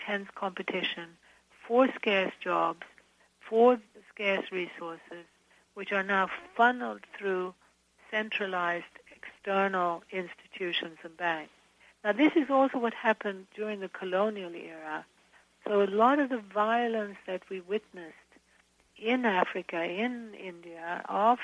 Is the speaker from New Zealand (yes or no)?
no; Sweden; moved away; I'm originally from Sweden